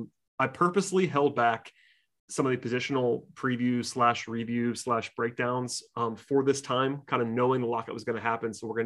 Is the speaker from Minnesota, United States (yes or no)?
no; outside of Atlanta, Georgia, United States; I grew up outside of Atlanta. I grew up firmly in UGA country